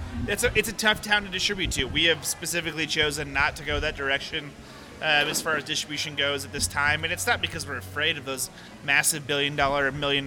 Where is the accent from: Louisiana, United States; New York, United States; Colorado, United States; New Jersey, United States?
Colorado, United States; Fort Collins; I'm from born and raised in Fort Collins, Colorado.